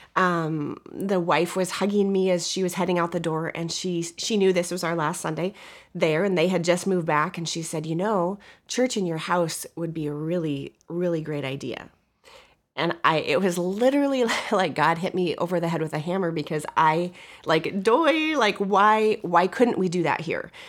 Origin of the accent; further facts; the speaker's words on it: Montana, United States; moved away as an adult; now in Midwest, United States; I'm from Montana, and we've lived in the Midwest the past twenty-six years since we've been married